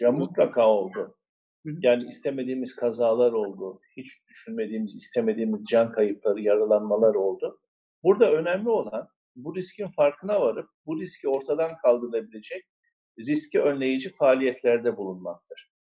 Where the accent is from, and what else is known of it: Mersin, Turkey